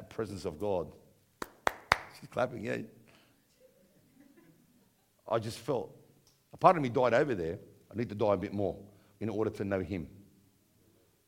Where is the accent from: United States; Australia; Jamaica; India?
Australia; Bankstown, New South Wales; accent: Aussie; we come along from Bankstown.